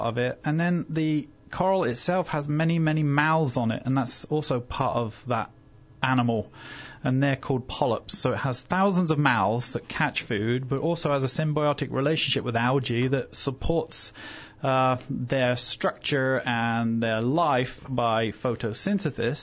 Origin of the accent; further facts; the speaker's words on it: England, United Kingdom; moved away; also born or lived in Fiji; England, originally